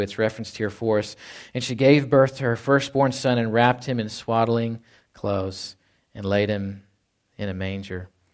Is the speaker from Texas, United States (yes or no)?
yes; Fort Worth, Texas, United States; moved away; I was born in Fort Worth, Texas.